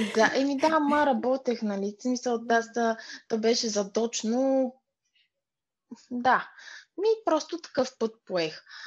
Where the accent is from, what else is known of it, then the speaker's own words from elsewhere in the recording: Pleven, Pleven Province, Bulgaria; also born or lived in Burgas; Аз съм от Плевен